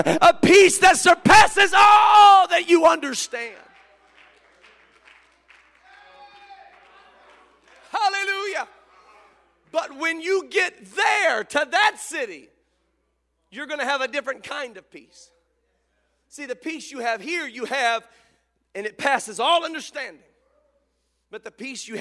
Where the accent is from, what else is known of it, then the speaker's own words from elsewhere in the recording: Memphis, Tennessee, United States; I was born in Memphis